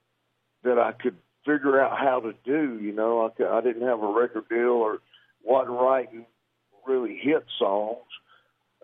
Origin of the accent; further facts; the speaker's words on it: Athens, Georgia, United States; moved away as an adult; now in Nashville, United States; I'm from Athens, Georgia. We moved to Nashville in 1982, so we've been here a long time.